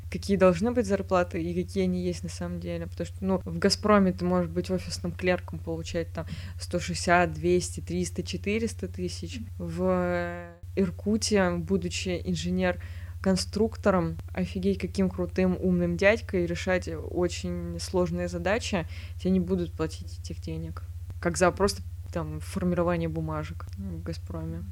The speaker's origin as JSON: {"language": "Russian", "town": "Voskresensk", "region": "Moscow Oblast", "country": "Russia", "said": "У нас в городе, я из Воскресенска"}